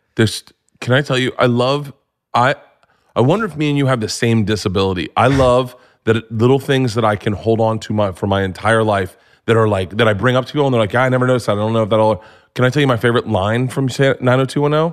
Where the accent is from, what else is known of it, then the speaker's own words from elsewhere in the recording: Florida, United States; I grew up in Florida